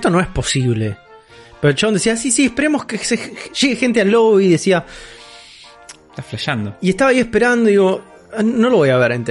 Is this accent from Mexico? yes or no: no; Buenos Aires, Argentina; born there; Pero yo nací en Capital Federal igual.